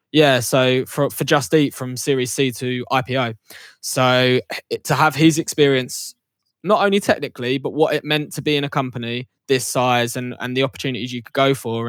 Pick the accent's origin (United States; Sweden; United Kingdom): United Kingdom; Essex, East of England; also born or lived in York; growing up in Essex, London had always been on the peripheral